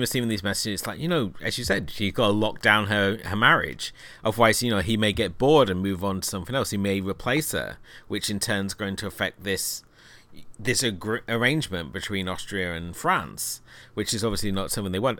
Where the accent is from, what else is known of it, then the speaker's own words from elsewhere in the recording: United Kingdom; being a Brit